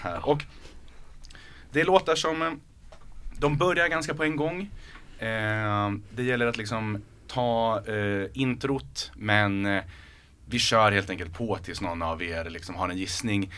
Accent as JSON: {"language": "Swedish", "town": "Örebro", "region": "Örebro County", "country": "Sweden", "tie": "born or raised there", "accent": "Närke dialect", "said": "jag är från Örebro, uppväxt med insjöar, bada insjöar"}